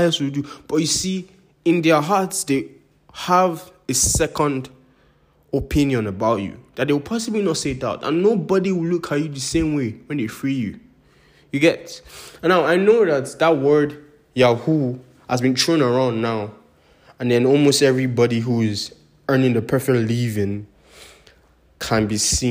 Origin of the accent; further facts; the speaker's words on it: Nigeria; I'm Nigerian